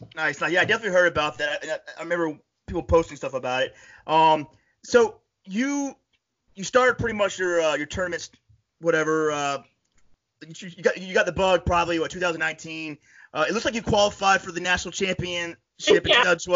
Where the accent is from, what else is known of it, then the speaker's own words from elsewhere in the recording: Florida, United States; also born or lived in upstate New York; now in New York, United States; I'm from Florida originally